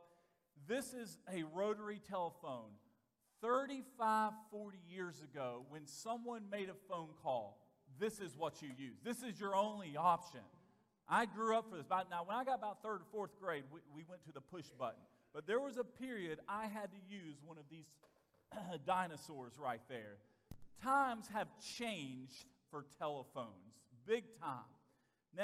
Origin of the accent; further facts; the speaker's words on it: Vestavia Hills, Alabama, United States; also born or lived in Bessemer, Alabama; When I was a first grader, entering the first grade, we moved from Bessemer, Alabama, to a place called Vestavia Hills, Alabama